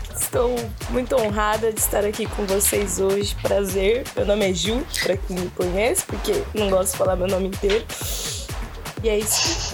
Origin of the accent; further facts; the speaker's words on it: São Paulo, Brazil; sou paulista